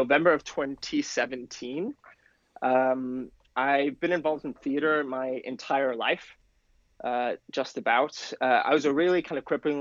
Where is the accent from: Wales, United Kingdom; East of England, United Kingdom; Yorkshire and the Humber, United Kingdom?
Wales, United Kingdom; Penarth; now in New York, United States; I'm originally from Wales